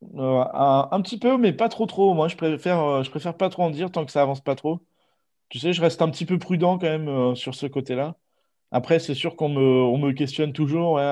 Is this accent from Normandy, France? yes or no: yes; Normandy, France; moved away as an adult; now in Bordeaux, France; je viens de Normandie. Je suis né en Normandie, j'ai grandi en Normandie